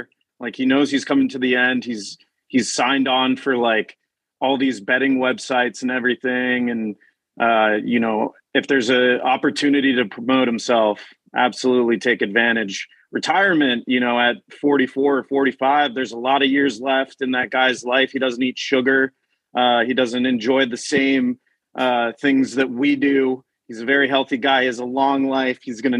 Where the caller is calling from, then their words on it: Washington, District of Columbia, United States; I'm in Washington, D.C., where it is a nice 20 degrees tonight.